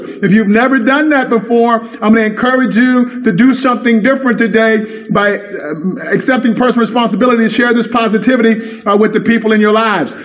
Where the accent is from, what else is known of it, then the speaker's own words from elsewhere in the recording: the Bible Belt, United States; I grew up down here in the Bible Belt